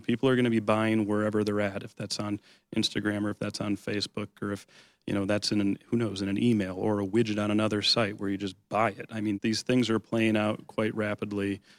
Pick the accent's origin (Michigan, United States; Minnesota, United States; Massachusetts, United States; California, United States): Michigan, United States; Lake Orion; also born or lived in Oakland Township, Michigan; I grew up in Lake Orion, in Oakland Township's my home now